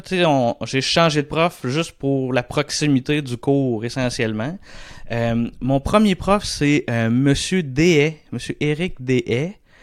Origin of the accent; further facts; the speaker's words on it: Saint-Boniface, Quebec, Canada; also born or lived in Shawinigan; je suis originaire de, de, Shawinigan. Je suis né à Shawinigan, mais j'ai toujours habité à Saint-Boniface, là, qui est à cinq minutes de Shawi